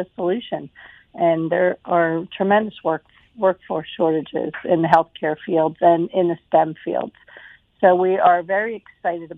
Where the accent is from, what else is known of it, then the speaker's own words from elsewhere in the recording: New Jersey, United States; moved away as an adult; also born or lived in Philadelphia area, Pennsylvania; now in Mobile, United States; I am actually from South Jersey and have lived in Philadelphia area